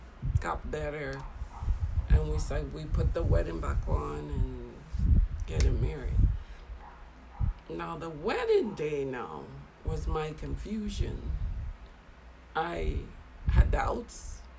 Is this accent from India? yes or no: no; St. Croix, U.S. Virgin Islands; also born or lived in St. Martin; Your dad and I met when I was 11 years old, living in St. Croix.